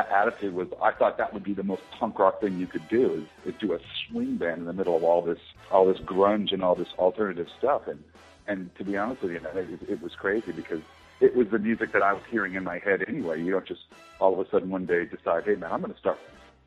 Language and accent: English; Southern California, United States; I'm from Southern California